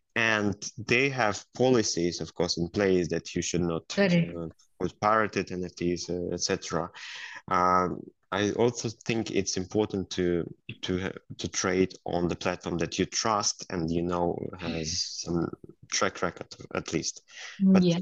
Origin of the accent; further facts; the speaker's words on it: Belarus; moved away as an adult; also born or lived in United States; now in Sweden; i was a lawyer so first i started my career as a lawyer in my home country, in Belarus, where I worked for a number of years.